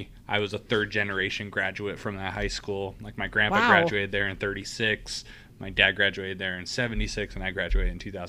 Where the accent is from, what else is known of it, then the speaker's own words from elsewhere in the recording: Stanwood, Washington, United States; moved away as an adult; also born or lived in Evansville, Indiana / Southern California; And so I was born in Evansville, Indiana, and then we moved back to Washington, where my family's from. My parents both graduated from our small town in Washington called Stanwood. And I grew up there.